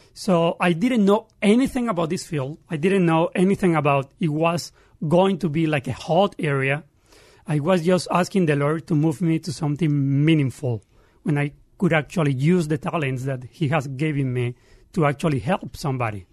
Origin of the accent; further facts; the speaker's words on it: Santa Marta, Magdalena, Colombia; English is a second language; moved away as an adult; also born or lived in Barranquilla, Colombia; now in Pittsburgh, United States; I grew up 500 meters, that is yards, uh, from the beach